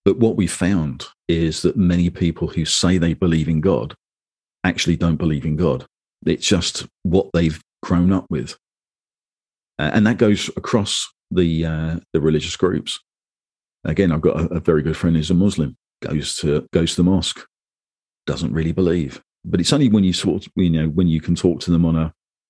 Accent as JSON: {"language": "English", "region": "London", "country": "United Kingdom", "tie": "born or raised there", "said": "I was born in London into the Church of England"}